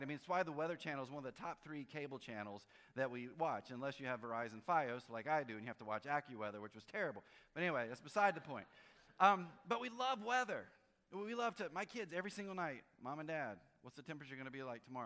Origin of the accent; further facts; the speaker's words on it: North Carolina, United States; I grew up in North Carolina, and so a big snowstorm was six inches